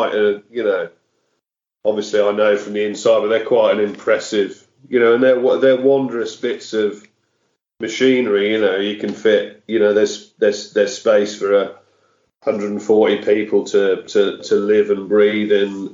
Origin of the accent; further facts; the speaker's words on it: Wolverhampton, West Midlands, United Kingdom; moved away as an adult; I grew up in Wolverhampton in the West Midlands